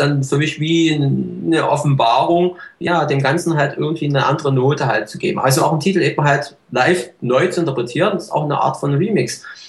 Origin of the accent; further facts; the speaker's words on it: East Germany, Germany; Ich komme ja nun aus dem Osten